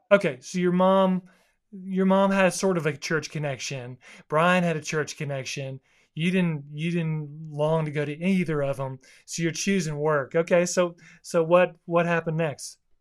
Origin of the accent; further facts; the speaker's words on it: South Florida, United States; where I grew up in South Florida